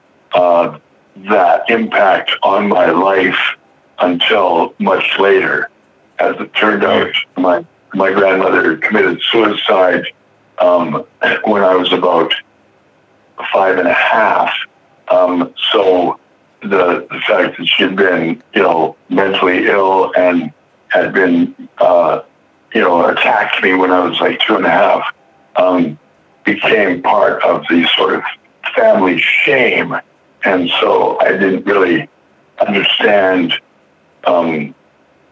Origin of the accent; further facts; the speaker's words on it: Alberta, Canada; moved away as an adult; now in Vancouver, Canada; I'm originally from Alberta, which is the next province over, but I've been living in Vancouver for a few years now.